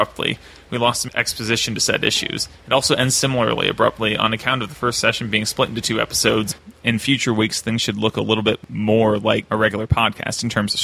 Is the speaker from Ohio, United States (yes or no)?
yes; Ohio, United States; moved away as an adult; now in Denver, United States; I'm from Ohio